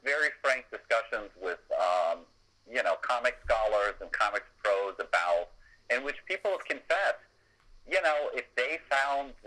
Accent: United States; you and I grew up in America and a Britain

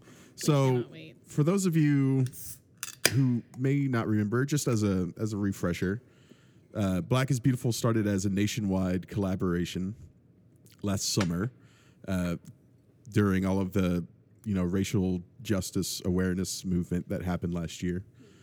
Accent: Tyler, Texas, United States; And as it turns out, I grew up in Tyler.

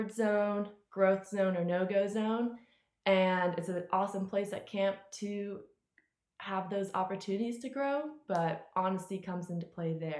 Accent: Tampa, Florida, United States; I'm from Tampa, Florida

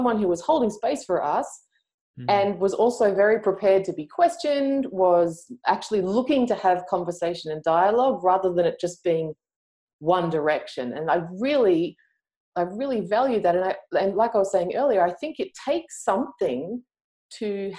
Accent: Australia; I'm Australian.

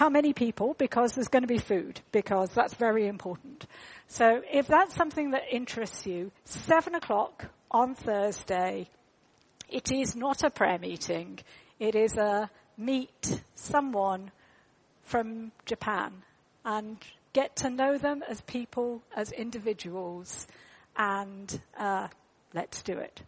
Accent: United Kingdom; We're British

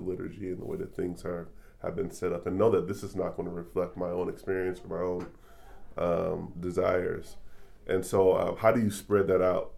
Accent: Detroit, Michigan, United States; moved away as an adult; now in Kansas City, United States; I was born in Detroit, Michigan, came to Kansas City 7 or 8 years ago as a Teach for America teacher

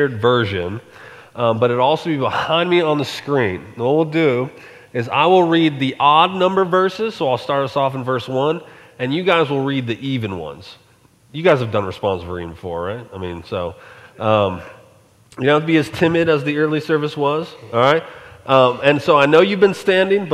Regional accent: Colorado, United States; moved away; also born or lived in Alaska; I grew up in Colorado

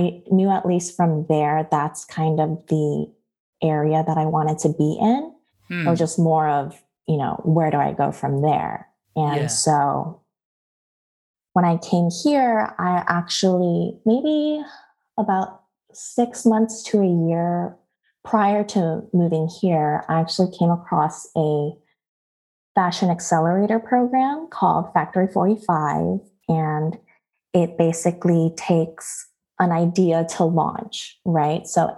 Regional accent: Los Angeles, California, United States; moved away as an adult; also born or lived in Honolulu, Hawaii / Georgia / San Diego; now in Washington, D.C., United States; from sixth grade on, I have been based in Los Angeles up until about 2019. So basically had most of my primary education or like, you know, the high school and college experience there

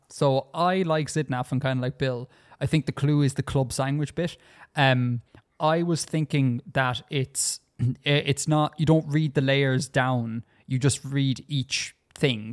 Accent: Ireland; Because I come from Ireland and we speak the correct English here.

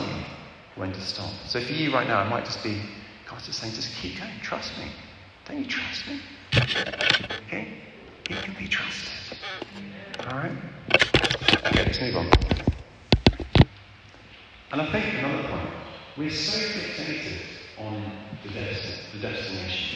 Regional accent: England, United Kingdom; moved away; also born or lived in Zimbabwe; I'm English

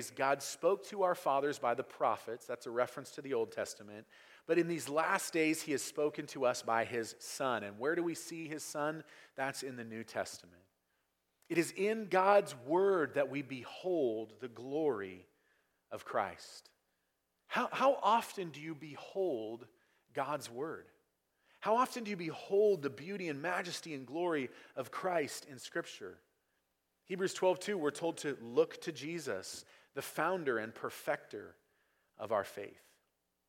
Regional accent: United States; in America, we learn very, very early on that freedom is a complete lack of restraint

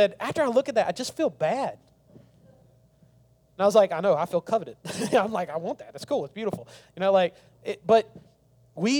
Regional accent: the South, United States; I grew up in the South

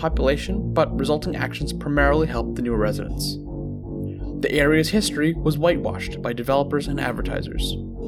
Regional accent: Franklin, Massachusetts, United States; my hometown, Franklin, Massachusetts

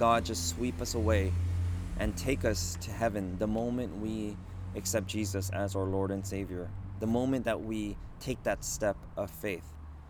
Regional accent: Los Angeles, California, United States; also born or lived in South Korea; I grew up in Los Angeles for my entire life

